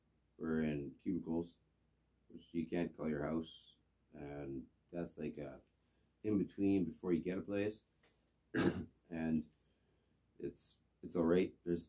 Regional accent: Victoria, British Columbia, Canada; I'm from Victoria.

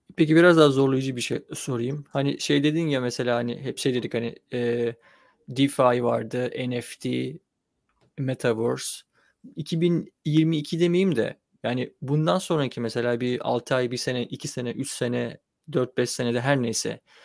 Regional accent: Çanakkale, Turkey; ben Çanakkale'de büyüdüm

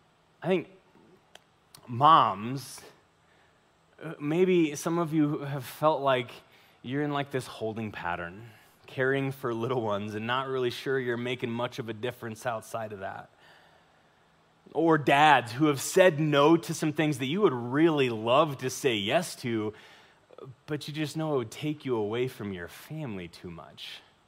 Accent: Pueblo, Colorado, United States; I can tell you from experience, because I'm from Pueblo, and all of my family's like, hey, listen, as soon as you're gone, I'm gone too.

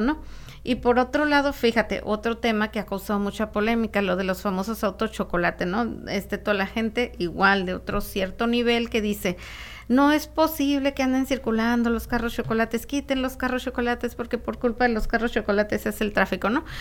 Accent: Tijuana, Baja California, Mexico; la gente que nacimos en Tijuana y, y, que crecimos yendo a las tiendas en Estados Unidos

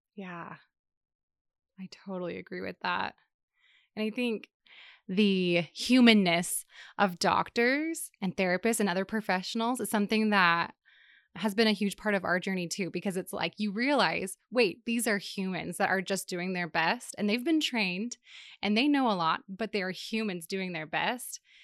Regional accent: Seattle, Washington, United States; moved away; I grew up in the Seattle area

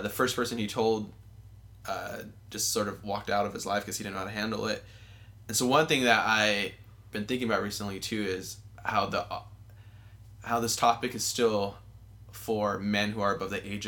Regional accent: Southern California, United States; I grew up here in Southern California

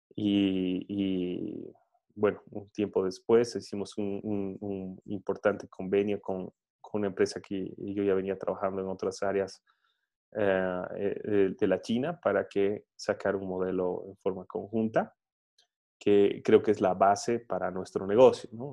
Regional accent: Bolivia; soy, soy boliviano

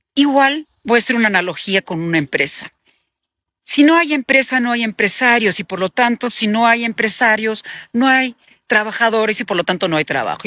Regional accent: Peru

